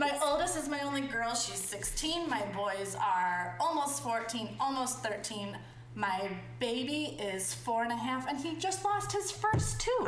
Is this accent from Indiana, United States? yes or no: no; Chicago, Illinois, United States; moved away as an adult; also born or lived in Florida / Washington, District of Columbia, United States / Tampa / Texas; I grew up in Chicago